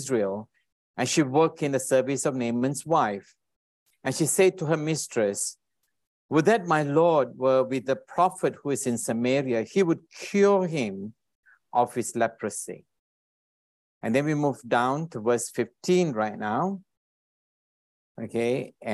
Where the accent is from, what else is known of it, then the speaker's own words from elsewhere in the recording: Alor Setar, Kedah, Malaysia; now in Singapore; originally from Malaysia. I was born in a small little town up in the north called Alostar. I don't wonder anyone knows Alostar in Kedah. And I moved to Singapore many, many years ago